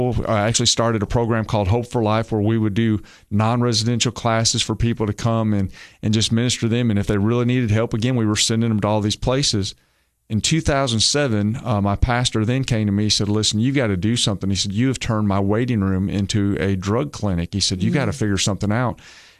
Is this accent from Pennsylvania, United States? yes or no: no; Michigan, United States; I'm originally from Michigan. Now, nobody turn off the radio. Okay, I'm not a Yankee. I'm a transplant. But I actually had a lot of family from Alabama, but I grew up in Michigan because my family from Alabama moved up there during the factories.